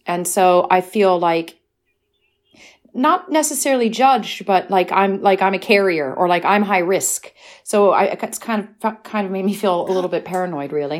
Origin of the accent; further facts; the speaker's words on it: United States; now in United Kingdom; I'm American